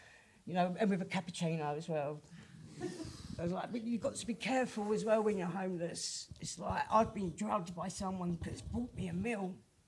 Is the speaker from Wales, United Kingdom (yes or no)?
no; Plumstead, London, United Kingdom; born there; told to F off back to my own country, even though I was born in Plumstead.